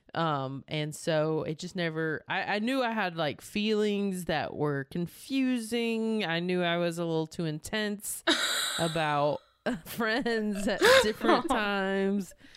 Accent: North Carolina, United States; moved away as an adult; now in Los Angeles, United States; I am from North Carolina.

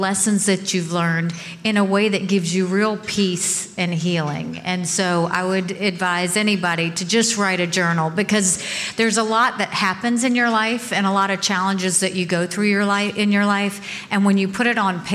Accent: Bamberg, South Carolina, United States; I was born in South Carolina

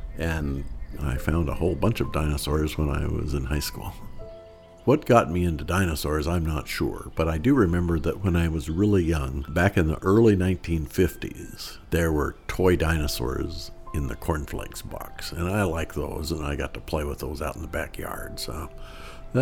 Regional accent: Shelby, Montana, United States; moved away as an adult; also born or lived in New Jersey; I grew up in Shelby, Montana, which is on the northern border of Montana with Canada, with Alberta

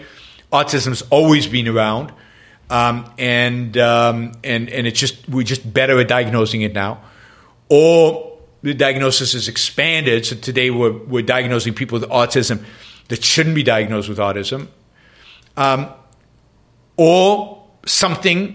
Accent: Israel; first language English and Hebrew; moved away; also born or lived in London; I grew up with two languages, English and Hebrew. My parents spoke English at home. I spoke Hebrew outside of the house

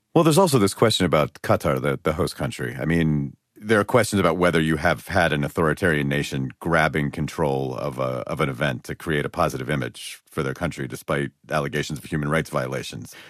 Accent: Los Angeles, California, United States; L A, my hometown

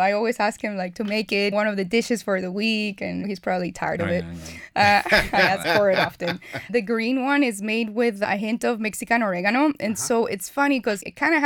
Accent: Chile; moved away; I was born and raised in Chile

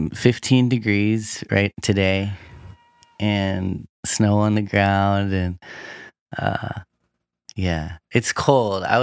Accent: Anchorage, Alaska, United States; born or raised there

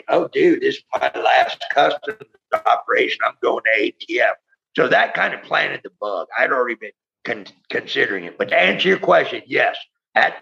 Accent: San Francisco, California, United States; moved away as an adult; also born or lived in Key West, Florida; that's my hometown

